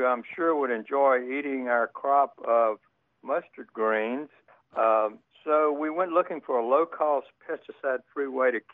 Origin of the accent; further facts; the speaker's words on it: Alexandria, Louisiana, United States; also born or lived in Lafayette, Louisiana; now in Decatur, United States; I'm from Louisiana originally. Born in Alexandria, lived in Lafayette, as the natives say, for about 10 years